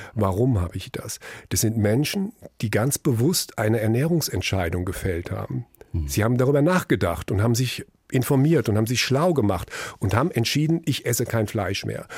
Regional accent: Frankfurt am Main, Hesse, Germany; Wir sind aufgewachsen in einer äh, Straße, Brüningstraße in Frankfurt Höchst

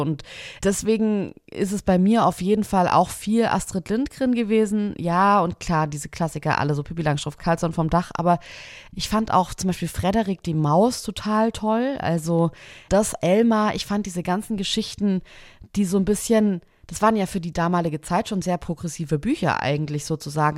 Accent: near Kralsheim, Schwäbisch Hall, Baden-Württemberg, Germany; Ich bin richtig krass auf dem Land aufgewachsen. Also bei Kralsheim, das ist Schwäbisch Hall, das ist Baden-Württemberg noch an der Grenze zu Bayern

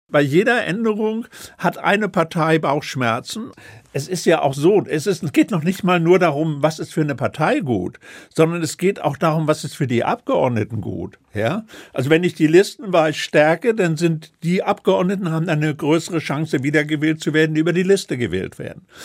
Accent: Northern Germany, Germany; bei uns in Norddeutschland

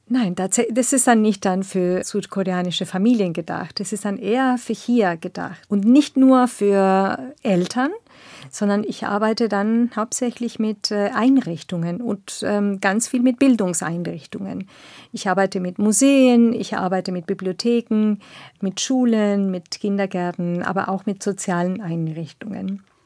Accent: northern Argentina, Argentina; German is a second language; now in Berlin, Germany; ich bin in eine kleine Stadt aufgewachsen in Nordargentinien

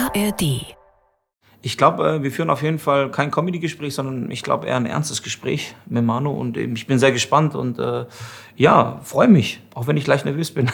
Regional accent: Stuttgart, Baden-Württemberg, Germany; also born or lived in Mitrovica, Kosovo; so sehe ich mich tatsächlich als albanischen äh, Schwaben

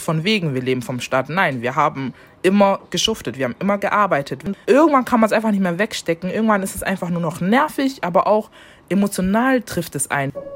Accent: Germany; ich habe einen deutschen Pass, doch, ich wurde hier geboren

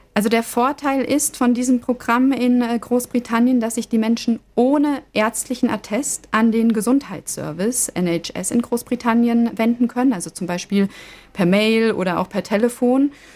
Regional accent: Germany; bei uns in Deutschland

